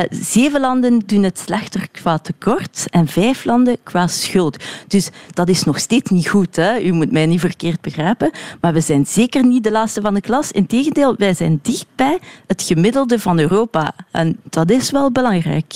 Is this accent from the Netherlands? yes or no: no; Brussels, Brussels-Capital Region, Belgium; also born or lived in Woluwe-Saint-Pierre; ik ben Brusselaar, ik woon hier in Sint-Pieters-Woluwe.